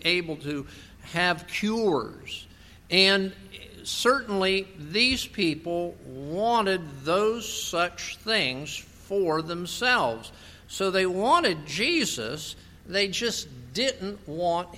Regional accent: West Palm Beach, Florida, United States; moved away; also born or lived in Lake Worth, Florida; I grew up in West Palm Beach, Florida, Lake Worth, Florida

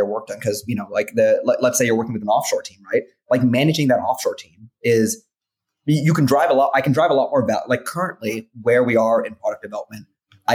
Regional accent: Dallas, Texas, United States; moved away; I come from Dallas, Texas

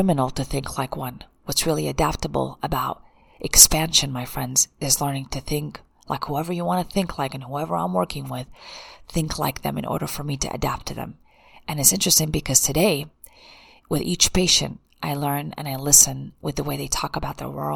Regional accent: United States; I'm an American and I can't speak another language

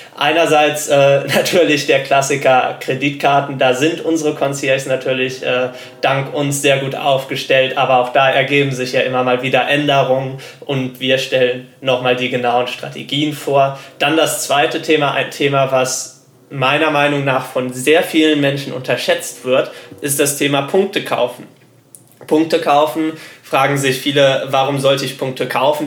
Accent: Germany; Als Deutscher

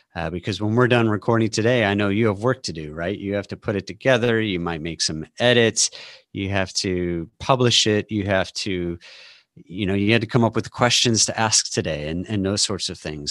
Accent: St. Louis, Missouri, United States; also born or lived in Austin, Texas; now in Seattle, United States; I live outside of Seattle now, um, but I grew up in Saint Louis and lived in Austin for twenty years

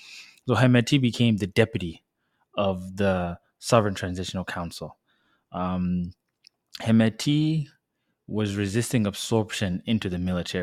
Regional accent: South Sudan; It's a story that has to do with my home country, South Sudan.

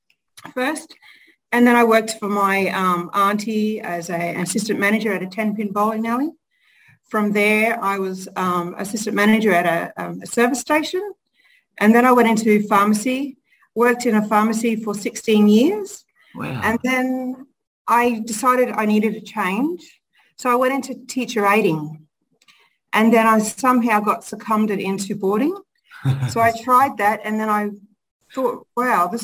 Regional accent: Charters Towers, Queensland, Australia; also born or lived in Cloncurry; So I actually grew up born in Cloncurry. And then most of my childhood has been in Charters Towers.

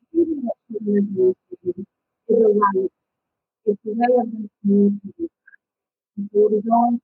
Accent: Massachusetts, United States; I am from the Massachusetts, so we have to do that all the time.

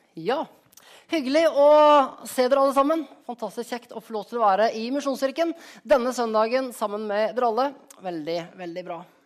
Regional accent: Skien, Telemark, Norway; moved away; also born or lived in Rogaland; hjemplassen min, av Skien.

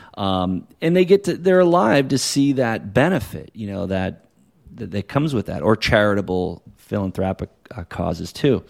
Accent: New Hampshire, United States; now in California, United States; I grew up in New Hampshire, right? I got family there and I live here in California.

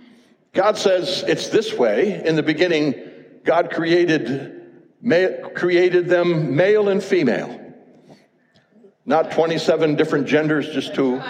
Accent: United States; as an American, I've loved my country all these years.

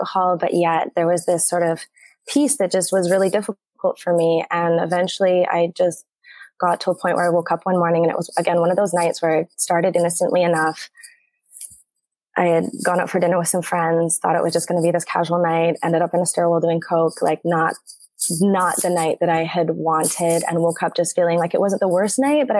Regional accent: Canada; moved away as an adult; now in Mexico; I am a Canadian. I live in Mexico. I've been living here for 8 years

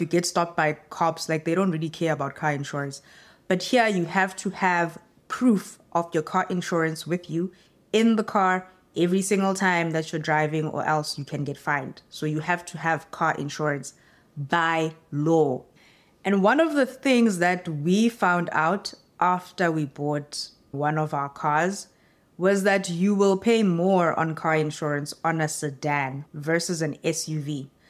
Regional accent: South Africa; moved away as an adult; now in Canada; as a South African

